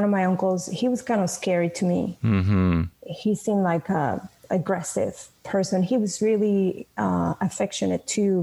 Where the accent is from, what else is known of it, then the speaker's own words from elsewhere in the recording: Venezuela; moved away as an adult; now in United States; I was born in Venezuela